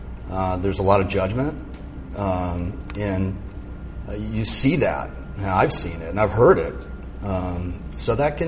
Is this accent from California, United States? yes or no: yes; Malibu, California, United States; born or raised there; also born or lived in San Mateo